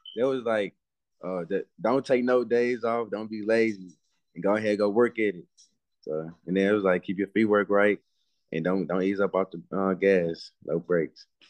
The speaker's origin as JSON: {"language": "English", "town": "Dallas", "region": "Texas", "country": "United States", "said": "I'm from Dallas, Texas"}